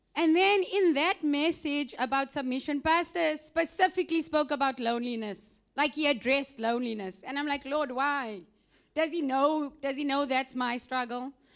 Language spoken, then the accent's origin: English; South Africa; moved away; I am from South Africa